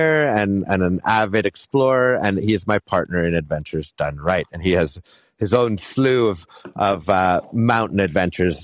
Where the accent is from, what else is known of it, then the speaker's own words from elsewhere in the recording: Montreal, Quebec, Canada; moved away as an adult; now in Whistler, Canada; I'm born and raised in Montreal